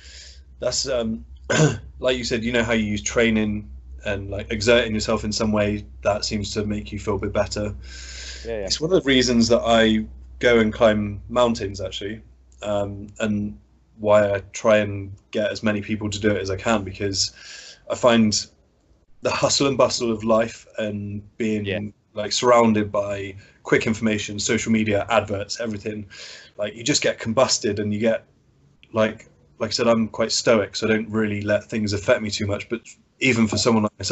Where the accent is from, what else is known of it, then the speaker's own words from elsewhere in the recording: Bath, South West England, United Kingdom; moved away as an adult; also born or lived in Bristol; now in Wells, United Kingdom; I'm originally from Bath